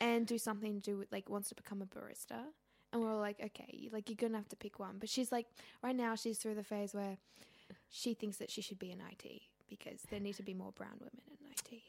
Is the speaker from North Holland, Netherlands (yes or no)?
no; Groningen, Netherlands; also born or lived in Syria; I was born in Groningen